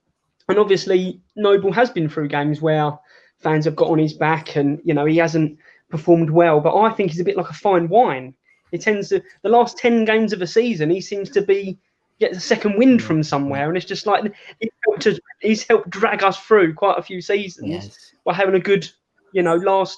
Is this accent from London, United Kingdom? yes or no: yes; Newham, London, United Kingdom; born there; I was born in Newham General Hospital. So, you know, right in the East End there